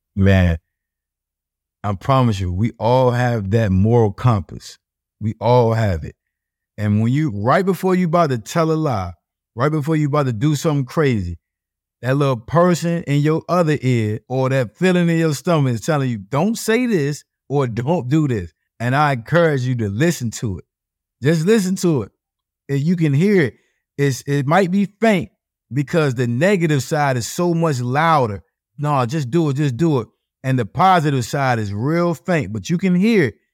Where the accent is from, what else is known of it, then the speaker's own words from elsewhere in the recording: Norfolk, Virginia, United States; I'm from Norfolk, Virginia